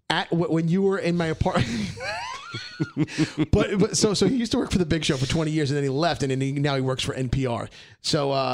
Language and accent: English; New York City, New York, United States; We grew up together in Brooklyn.